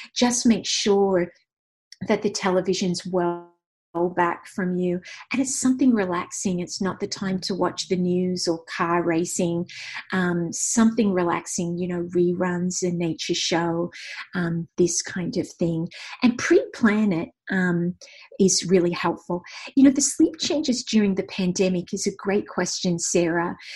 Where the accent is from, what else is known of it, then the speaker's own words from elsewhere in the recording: Australia; I'm Australian